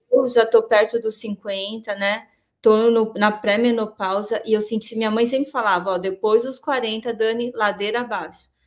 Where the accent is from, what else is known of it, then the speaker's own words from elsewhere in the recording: Santo André, São Paulo, Brazil; apesar de morar em São Paulo, em Santo André, sou de Santo André, é, nós ficávamos na rua, voltava da escola